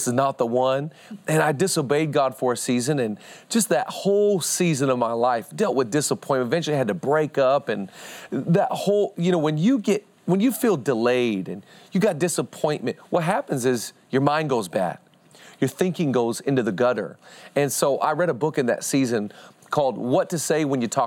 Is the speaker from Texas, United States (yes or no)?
no; Seattle, Washington, United States; I'm from Seattle